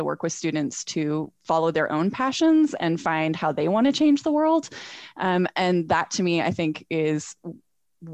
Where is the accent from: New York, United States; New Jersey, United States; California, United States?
California, United States; Northern; moved away as an adult; also born or lived in New England; now in Salt Lake City, United States; I'm originally from Northern California. Grew up there, went to college in Southern California